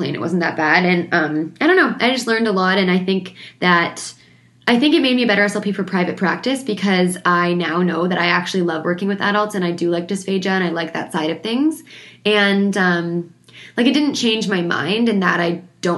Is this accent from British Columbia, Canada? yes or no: no; Ontario, Canada; moved away; I'm from Ontario